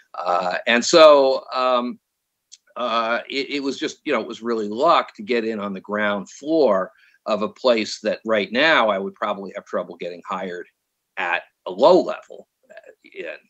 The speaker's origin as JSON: {"language": "English", "region": "New York", "country": "United States", "also_born_or_lived": "San Francisco, California", "moved": "as an adult", "lives_now": "California, United States", "said": "I'm from New York"}